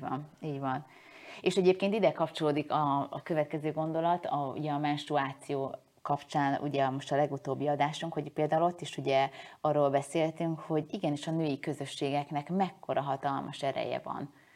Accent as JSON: {"language": "Hungarian", "country": "Hungary", "said": "én most magyar vagyok-e, ha elköltözöm"}